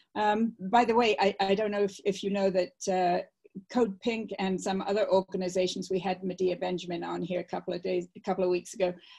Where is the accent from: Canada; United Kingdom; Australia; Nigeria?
United Kingdom; England; moved away; I grew up in England